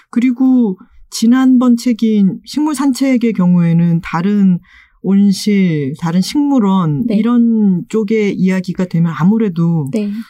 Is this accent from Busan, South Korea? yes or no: yes; Busan, South Korea; moved away; 그 말투가 제가 또 부산 출신이다 보니까